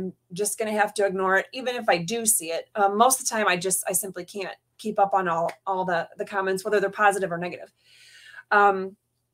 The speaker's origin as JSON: {"language": "English", "region": "Florida", "country": "United States", "tie": "born or raised there", "also_born_or_lived": "Upper Peninsula, Michigan", "said": "I was born in the UP. I am a Michigander by blood. My grandma and my mom were all born in the same community as me. And Michigan is always going to be a part of me. But when my parents got divorced, I grew up in Florida"}